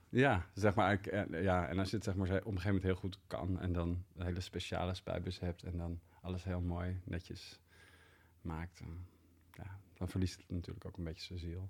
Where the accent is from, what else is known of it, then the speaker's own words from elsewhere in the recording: Leiden, South Holland, Netherlands; Ik groeide op in Leiden